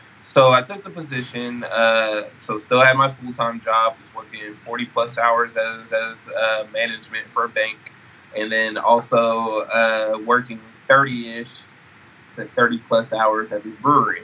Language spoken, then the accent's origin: English; Sacramento, California, United States; I'm originally from Sacramento, California